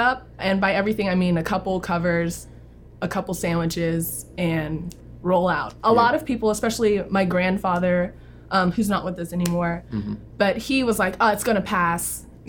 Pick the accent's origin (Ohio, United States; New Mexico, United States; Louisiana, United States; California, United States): Louisiana, United States; New Orleans; now in Dallas, United States; I am from New Orleans. I was born there and raised there until Hurricane Katrina, which located me to Dallas, Texas. But I have roots in New Zealand as well, so I get to go back very often.